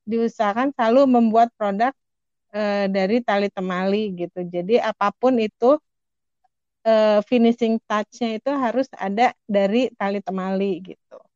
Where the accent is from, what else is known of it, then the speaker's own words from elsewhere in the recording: Bandung, West Java, Indonesia; aku kan berasal dari Bandung udah gitu orang Sunda pula.